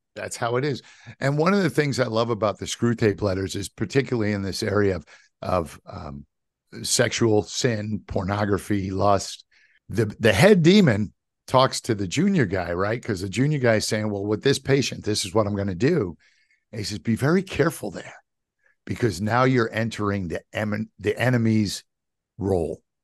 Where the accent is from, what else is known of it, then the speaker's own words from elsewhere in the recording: New York City, New York, United States; my kind of younger years when I grew up in New York City